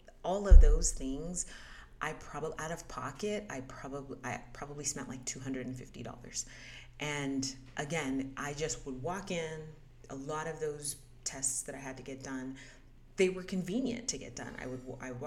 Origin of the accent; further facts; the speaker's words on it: United States; moved away as an adult; where did you grow up? And I said, the US